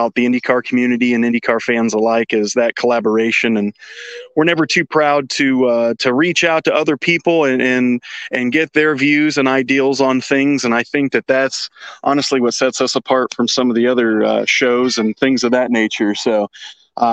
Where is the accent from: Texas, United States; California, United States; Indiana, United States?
Indiana, United States; Indianapolis; born and bred in Indianapolis.